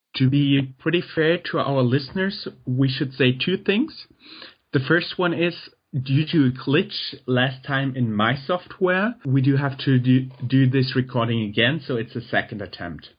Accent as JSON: {"language": "English", "country": "Germany", "second_language": "English", "said": "I'm German"}